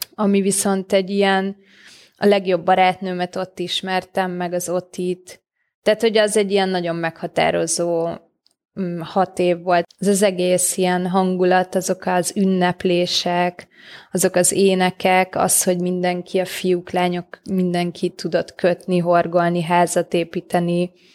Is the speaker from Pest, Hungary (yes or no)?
yes; Solymár, Pest, Hungary; én már Solmárra születtem meg, vagy ott nőttem fel, de a szüleim nem.